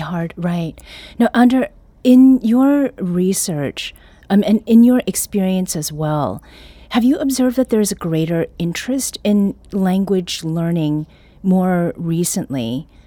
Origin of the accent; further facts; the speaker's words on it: Canada; first language Korean; English is a second language; now in St. Louis, United States; I was born in Canada, I spoke only Korean when I entered